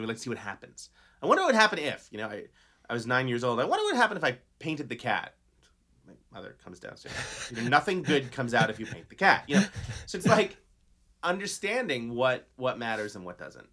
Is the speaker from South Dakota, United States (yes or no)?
no; New York City, New York, United States; born and raised in New York City, public school kid